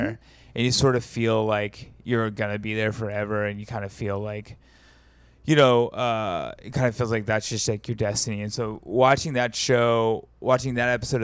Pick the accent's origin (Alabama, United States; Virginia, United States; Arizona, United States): Alabama, United States; also born or lived in Greenwood, Mississippi (family); I grew up in Alabama, but my whole family is from Greenwood, Mississippi, both sides